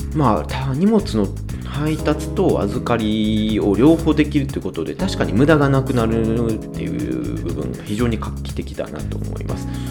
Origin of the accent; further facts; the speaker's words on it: Kansai, Japan; accent: Kansai dialect; 僕は割あの関西で生まれてずっと関西育ち